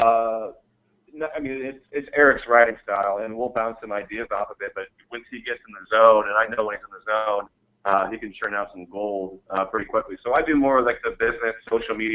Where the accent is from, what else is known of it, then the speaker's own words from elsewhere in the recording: Mesa, Arizona, United States; moved away; also born or lived in San Diego; We're actually both from Arizona. I was born in Mesa